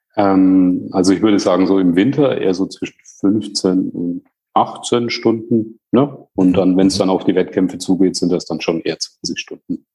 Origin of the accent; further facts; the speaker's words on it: Bamberg, Bavaria, Germany; Also ich komme aus Bamberg